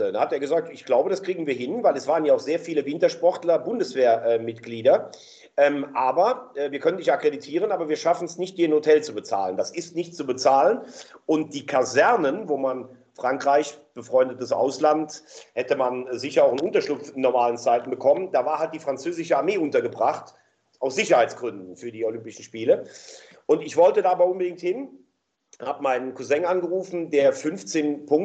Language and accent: German; Rhineland, Germany; CH können wir auch nicht sprechen im Rheinland.